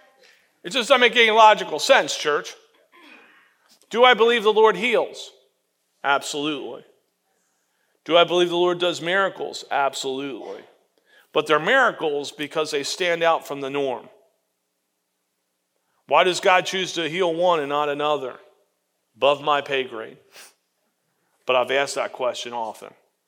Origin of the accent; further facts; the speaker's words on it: Florida, United States; When I was growing up in Florida, behind my parents' house, we had two orange trees